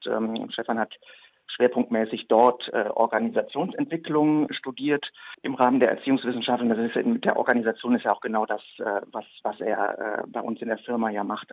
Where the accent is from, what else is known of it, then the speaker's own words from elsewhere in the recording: Leverkusen, North Rhine-Westphalia, Germany; also ich bin gebürtig aus Leverkusen, bekanntlich zwischen äh, Köln und Düsseldorf am Rhein gelegen